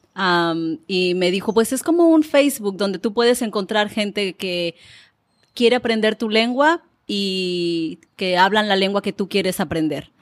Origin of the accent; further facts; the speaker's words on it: Manzanillo, Colima, Mexico; first language Spanish; moved away; Manzanillo es la ciudad donde yo nací